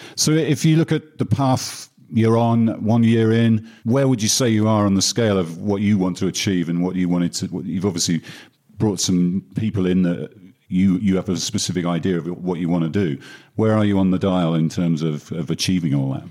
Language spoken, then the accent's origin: English; United Kingdom; my home country, especially the UK